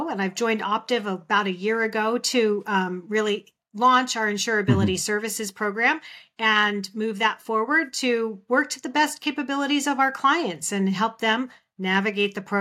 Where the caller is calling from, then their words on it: Phoenix, Arizona, United States; I'm joining actually from Phoenix, Arizona, where it's still 115 degrees